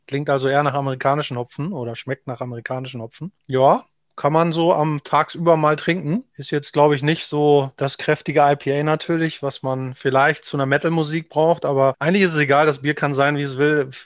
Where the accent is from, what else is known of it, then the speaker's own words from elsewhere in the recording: Knesebeck, Lower Saxony, Germany; now in Hamburg, Germany; bis 2016 war ich der Junge vom Lande aus dem niedersächsischen Hinterland sozusagen, kurz vor der ehemaligen Grenze zur DDR aufgewachsen in der Zeit.